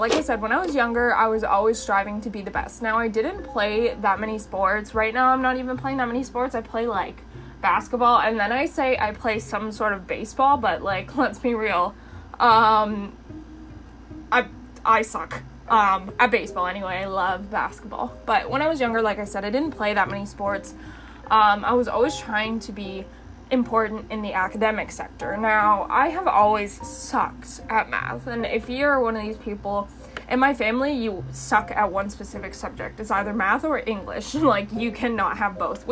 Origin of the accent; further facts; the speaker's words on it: London, Ontario, Canada; I grew up in London, and my sister had graduated with so many awards.